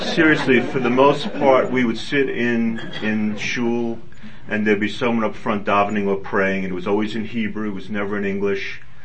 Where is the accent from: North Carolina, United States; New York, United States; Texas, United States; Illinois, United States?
New York, United States; New York City; moved away; I was raised in New York in a uh, conservative family